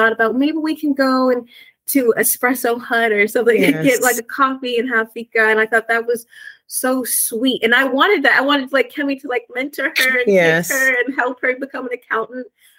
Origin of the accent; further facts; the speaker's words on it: United States; accent: American; now in Spain; my American accent